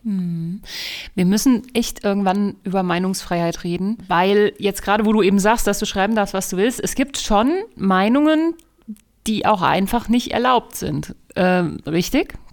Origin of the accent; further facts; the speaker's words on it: Germany; wir als Deutsche